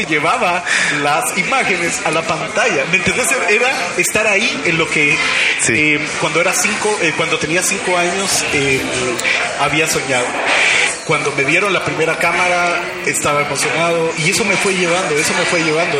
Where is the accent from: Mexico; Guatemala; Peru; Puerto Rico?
Guatemala; De Guatemala de Guatemala.